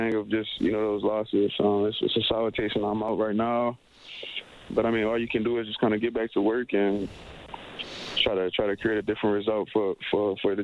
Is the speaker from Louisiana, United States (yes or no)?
yes; Gretna, Louisiana, United States; I grew up in New Orleans, Louisiana, on the west bank of it, a little city called Gretna